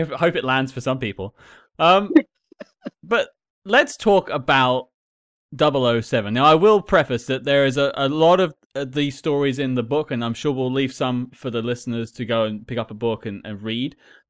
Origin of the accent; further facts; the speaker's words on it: United Kingdom; And I'm British.